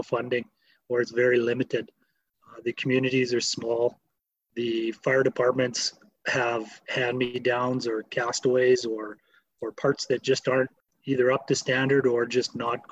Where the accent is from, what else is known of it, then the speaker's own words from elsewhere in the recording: Okanagan, British Columbia, Canada; I didn't grow up in the Lower Mainland. I grew up in the Okanagan.